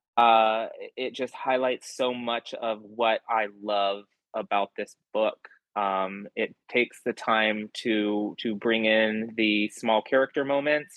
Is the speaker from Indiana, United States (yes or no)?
no; Texas, United States; I'm a Texan